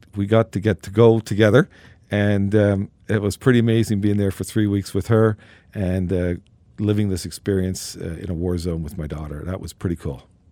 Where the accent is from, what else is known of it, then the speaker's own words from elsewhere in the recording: Newfoundland and Labrador, Canada; I was, uh, born and raised in Newfoundland